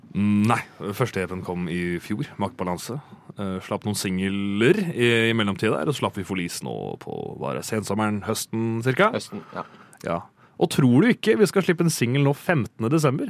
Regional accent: Rakkestad, Østfold, Norway; jeg er fra Rakstad

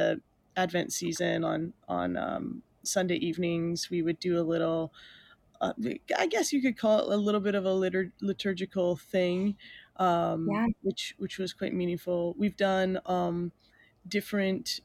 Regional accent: Mooretown, Ontario, Canada; I grew up in a very small town south of Sarnia. It's called Moortown

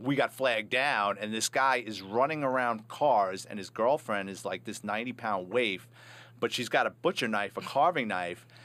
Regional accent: New York City, New York, United States; I'm a Bronx kid, born and raised in New York City

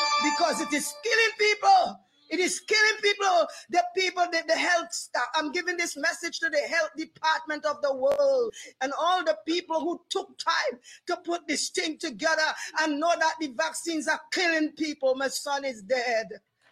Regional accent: Trinidad & Tobago; I'm from Trinidad and Tobago

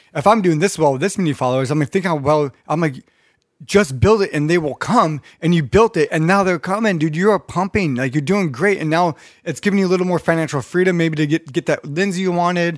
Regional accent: Redondo Beach, California, United States; I grew up in North Redondo too

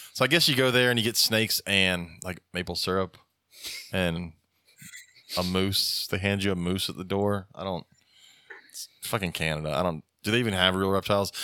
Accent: United States; as an American taking care of animals

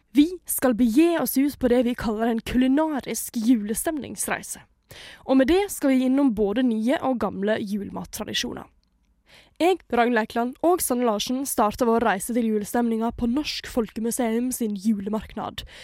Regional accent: Skien, Telemark, Norway; Brekkeparken i Skien, der jeg kommer fra

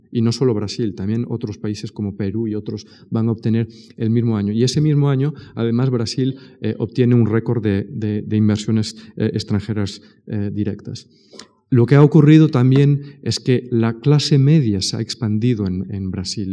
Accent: Spain; soy español

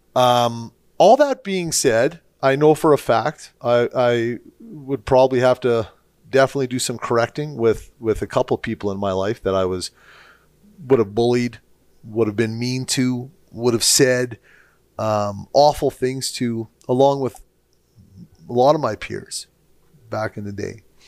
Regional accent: St. Albert, Alberta, Canada; I grew up in Straight Albert, uh, same era as you

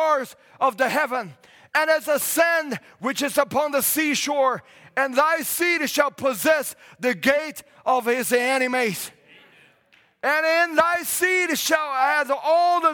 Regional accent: China; now in Canada; I come from China and coming into Canada

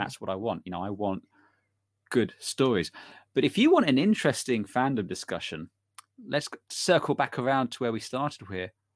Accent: United Kingdom; we're British

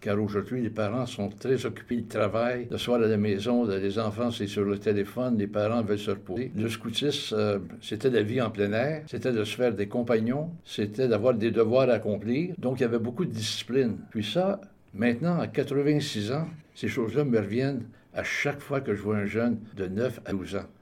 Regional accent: Montreal, Quebec, Canada; now in Toronto, Canada; Je suis né dans la magnifique ville de Montréal où est-ce que j'ai vécu jusqu'en 1969 où là, je me suis égaré à Toronto pour une période de 30 ans et pour la suite retourné dans ma ville natale

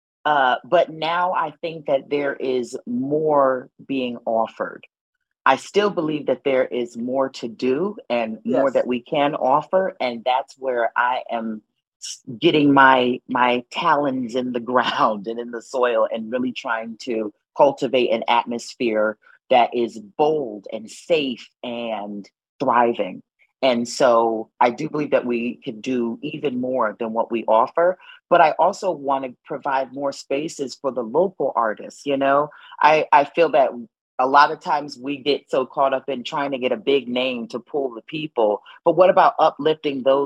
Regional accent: New Haven, Connecticut, United States; I am born and raised in New Haven, Connecticut.

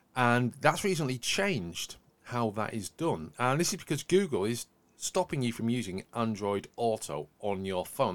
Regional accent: Yorkshire and the Humber, United Kingdom; accent: Yorkshire; my accent's got a lot broader since I say the word Yorkshire.

